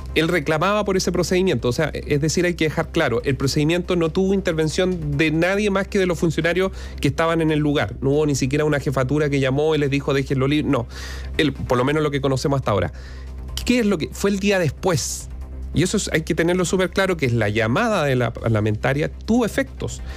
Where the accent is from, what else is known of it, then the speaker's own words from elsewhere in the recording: Chile; los chilenos en general